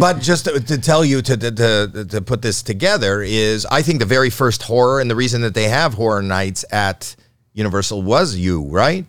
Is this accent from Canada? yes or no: yes; Toronto, Ontario, Canada; I'm from Toronto.